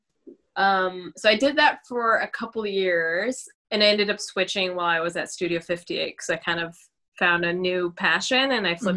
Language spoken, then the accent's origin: English; Vancouver, British Columbia, Canada; I grew up here, so I'm a solid Vancouverite. I grew up in North End, actually.